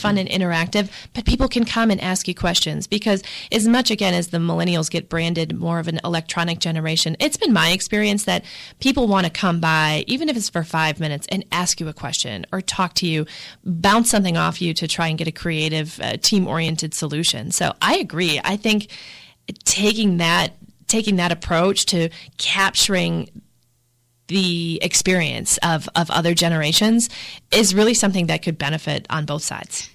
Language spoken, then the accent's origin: English; Milwaukee, Wisconsin, United States; born or raised there; moved away as an adult